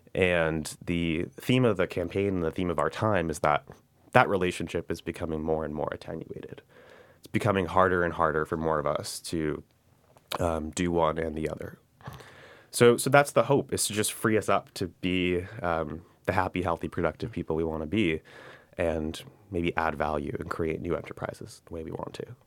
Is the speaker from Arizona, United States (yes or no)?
no; New York City, New York, United States; born and raised in New York, grew up in the district. So we're actually in the tenth congressional district of New York, which is the west side of Manhattan in South Brooklyn